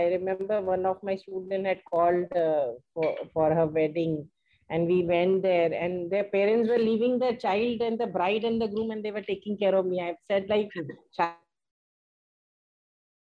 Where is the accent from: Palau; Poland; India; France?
India; Ulhasnagar, Maharashtra; I was born and brought up in Ulasnagar